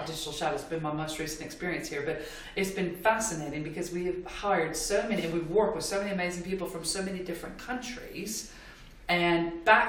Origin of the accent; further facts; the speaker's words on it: United States; I'm American